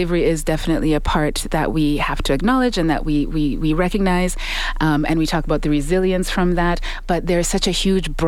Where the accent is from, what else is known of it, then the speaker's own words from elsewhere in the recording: Saskatoon, Saskatchewan, Canada; moved away as an adult; also born or lived in Uganda; now in Edmonton, Canada; I was born in Uganda, and I grew up in Saskatoon, Saskatchewan, and I ended up in Edmonton